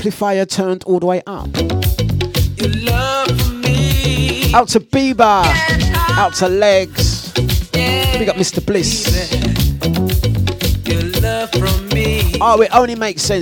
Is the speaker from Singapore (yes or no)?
no; London, United Kingdom; accent: cockney; I'm originally from Waltham Forest.